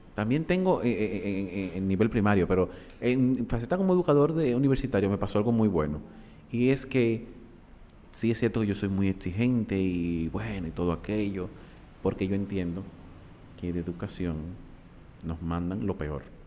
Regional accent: Dominican Republic; como dominicanos

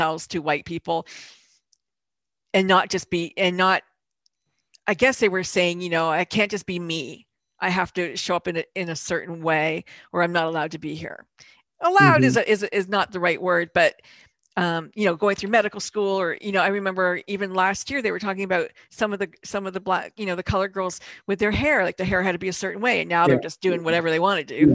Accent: Canada; also born or lived in Europe / Louisville, Kentucky / St. Louis; I was born in Europe, but I grew up in Canada.

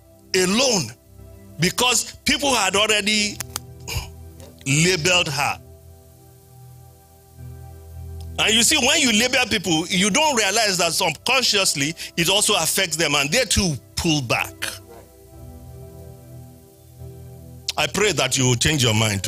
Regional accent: Nigeria; moved away; I'm from Nigeria

